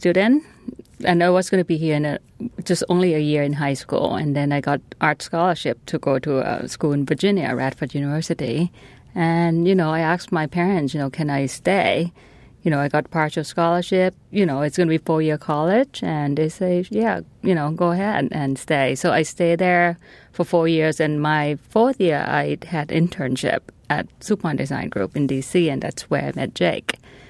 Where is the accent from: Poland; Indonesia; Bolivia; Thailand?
Thailand; You know, for me, I'm from Thailand.